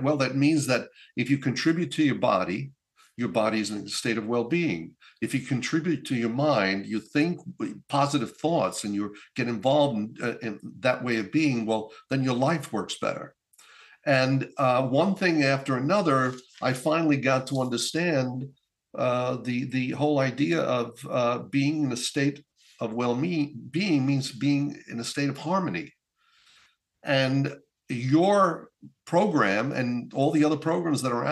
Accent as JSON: {"language": "English", "region": "northern Italy", "country": "Italy", "tie": "born or raised there", "moved": "yes", "said": "I was in my hometown in Italy, in northern Italy"}